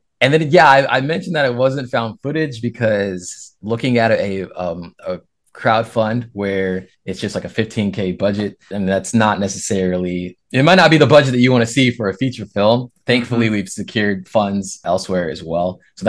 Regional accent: West Coast, United States; like I'm from the West Coast.

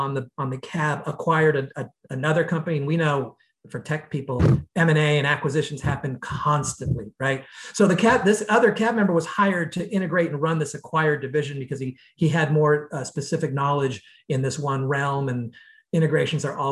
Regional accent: United States; being an American, most of the companies I've been with have been very US, North America focused

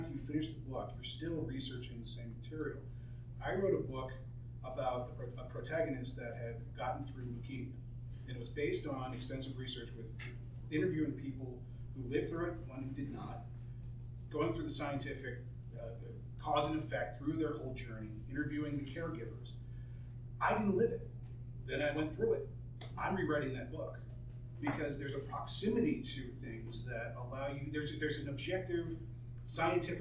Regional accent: East Coast, United States; now in Arizona, United States; I'm a transplant, I'm from the East Coast.

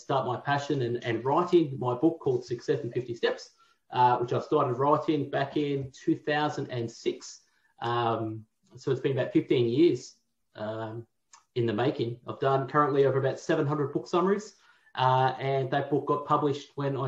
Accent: Melbourne, Victoria, Australia; born and raised in Tullamarine, right near the airport

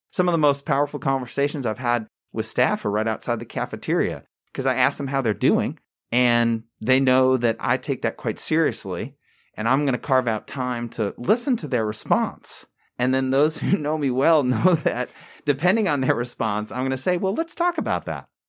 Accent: Long Island, New York, United States; moved away as an adult; also born or lived in Campbell University, North Carolina; now in High Point, United States; I was born and raised in Long Island, New York

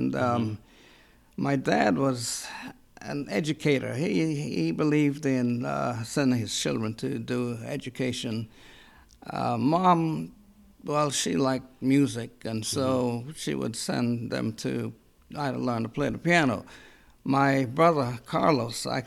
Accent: Roatán, Bay Islands, Honduras; now in United States; Rotan is the capital of those three, and that's where I was born and bred.

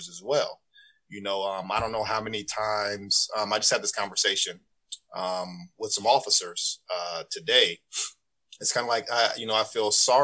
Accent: Urbana, Illinois, United States; moved away as an adult; also born or lived in Danville, Illinois; now in Atlanta, United States; grown up in Urbana. I went to Leo for elementary school

